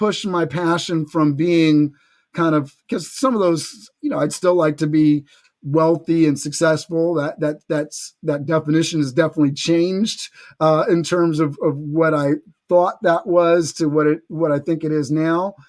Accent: New York City, New York, United States; I grew up in New York City.

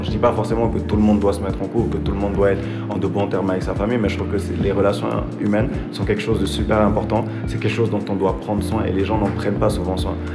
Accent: Benin; also born or lived in Senegal; je suis béninois, genre, euh, j'ai une grosse influence sénégalaise aussi

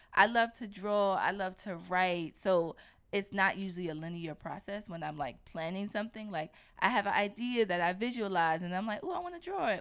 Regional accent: New York, United States; I was born and raised in New York

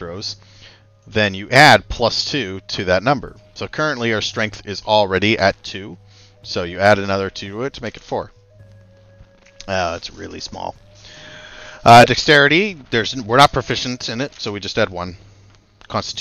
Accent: Canada; We're Canadian

